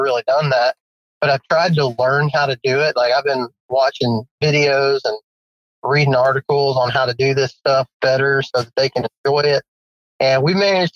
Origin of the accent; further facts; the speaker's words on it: West Texas, United States; moved away as an adult; also born or lived in Georgia; now in Alabama, United States; born and raised in West Texas. When I graduated high school, I moved out to Alabama